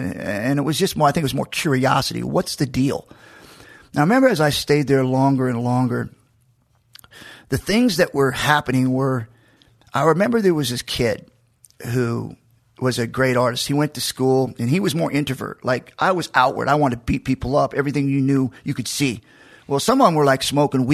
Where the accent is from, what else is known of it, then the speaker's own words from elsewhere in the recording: Macon, Georgia, United States; I was born in Georgia, in Macon, and I was at Warner Robins Hospital